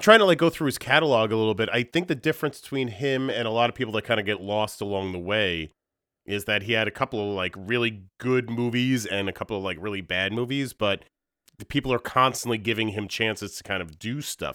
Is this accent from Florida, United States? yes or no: no; Long Island, New York, United States; moved away as an adult; Born and raised on Long Island